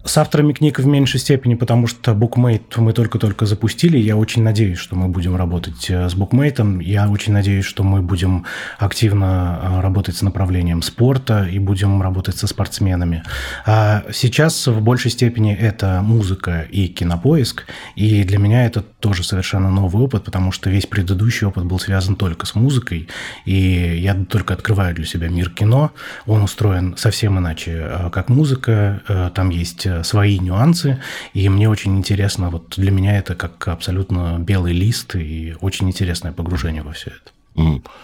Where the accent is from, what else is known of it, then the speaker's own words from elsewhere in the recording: Magnitogorsk, Chelyabinsk Oblast, Russia; я родился в Магнитогорске